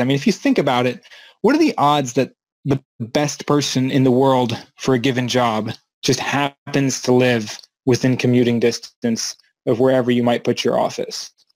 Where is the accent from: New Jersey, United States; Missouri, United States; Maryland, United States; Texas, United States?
Maryland, United States; moved away as an adult; back to Maryland in the United States where I grew up